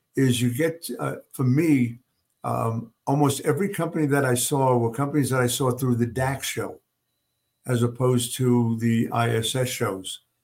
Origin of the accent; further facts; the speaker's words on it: New York, United States; moved away; also born or lived in Oklahoma / Kalamazoo, Michigan; growing up in New York